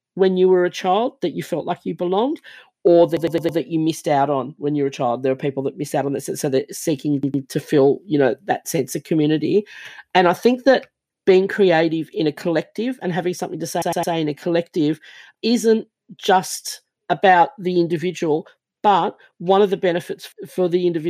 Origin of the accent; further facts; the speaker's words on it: Fiji; And I grew up, the very first part of my life, I was born in Fiji. I don't look Fijian because that's not my blood background